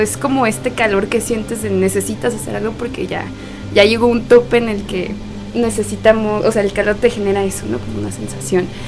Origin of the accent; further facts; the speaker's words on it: Guadalajara, Jalisco, Mexico; moved away; en Guadalajara, en mi tierra querida, Tapatía tierra de las tortas ahogadas